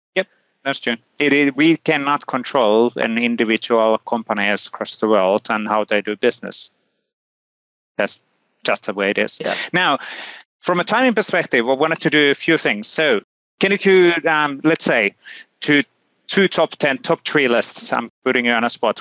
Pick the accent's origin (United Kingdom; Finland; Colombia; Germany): Finland; I'm from Finland, you know, Lapland